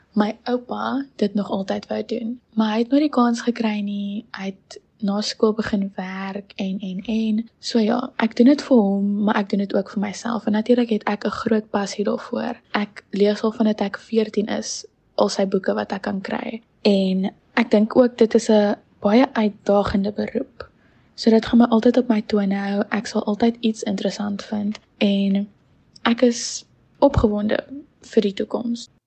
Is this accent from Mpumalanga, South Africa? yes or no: no; Stellenbosch, Western Cape, South Africa; also born or lived in Paarl; Ek is gebore in die Parel op die 29ste Julie van 2004. Ek het my hele lewe lank tot en met graad 4 in die Parel gebly. En um in die begin van graad 4 het ek by Laerskool Stellenbosch aangesluit en ek was daar tot en met graad 7